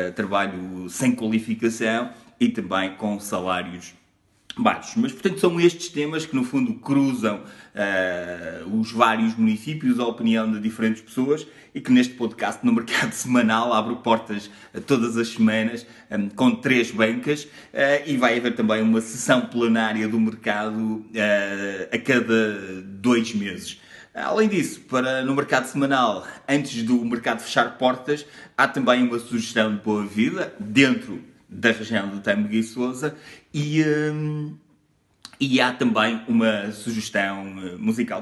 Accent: Tâmega e Sousa region, Northern Portugal, Portugal; eu sou da região do Tâmega e Sousa, a norte

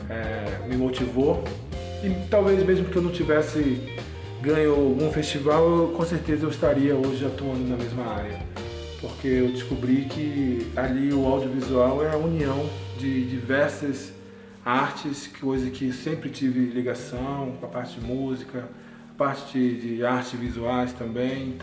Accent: Belém, Pará, Brazil; also born or lived in Manaus; now in Brasília, Brazil; eu sou de Belém do Pará. Atualmente estou morando aqui em Brasília desde 2017

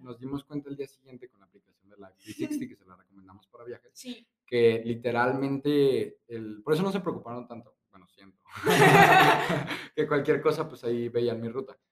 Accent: Guadalajara, Jalisco, Mexico; nosotros somos de Guadalajara y aquí Chapala

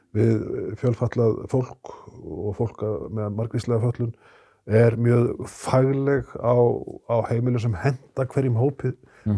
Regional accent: Akureyri, Northeastern Region, Iceland; ég er 60 eh, maður og mann það sem krakki á Akureyri

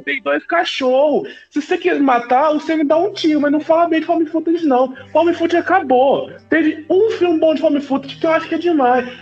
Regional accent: Brazil; eu sou brasileiro, gente, eu sou brasileiro

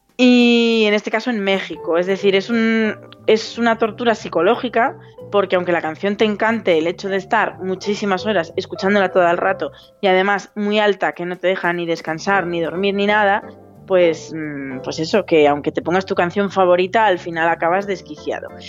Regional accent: Zamora, Castile and León, Spain; now in Madrid, Spain; yo no soy, yo no soy madrileña, yo soy de Zamora

